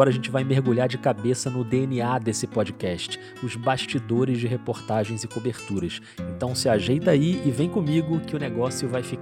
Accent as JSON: {"language": "Portuguese", "region": "Rio de Janeiro", "country": "Brazil", "accent": "carioca", "said": "Eu mesmo, com esse sotaque carioca aqui"}